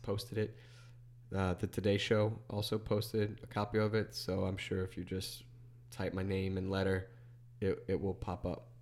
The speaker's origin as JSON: {"language": "English", "town": "Chalmette", "region": "Louisiana", "country": "United States", "said": "I'm from Shelmet"}